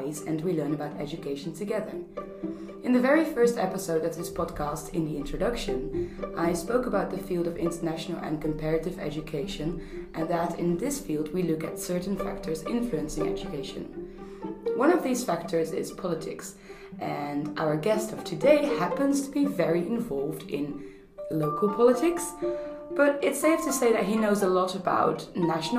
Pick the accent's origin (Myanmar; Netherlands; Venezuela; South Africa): Netherlands; I'm so tiny as a Dutch person.